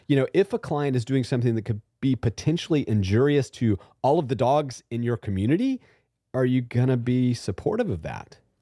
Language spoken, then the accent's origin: English; Southwest Georgia, United States; moved away; I came from Southwest Georgia as a child